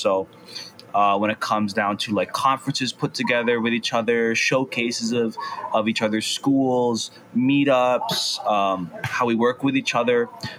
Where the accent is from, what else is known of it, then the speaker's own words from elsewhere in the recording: Honolulu, Hawaii, United States; now in Kaimuki, United States; I go to Halakumana Charter School. I'm from Kuli'o'o, but I live in Kaimuki, part of Kea Hawaii Council right now.